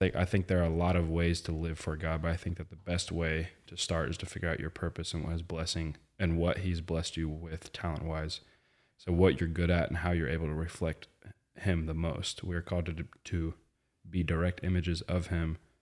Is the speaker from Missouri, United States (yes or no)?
yes; Webb City, Missouri, United States; moved away as an adult; also born or lived in Maryville, Illinois; now in Atlanta, United States; It's in the, the southwest corner of Missouri.